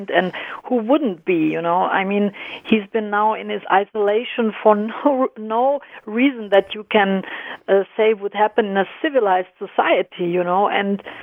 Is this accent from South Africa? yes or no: no; Germany; also born or lived in Croatia; I'm I'm I was born and raised in Germany, but I'm originally from mm-hmm. former Yugoslavia. I'm Croatian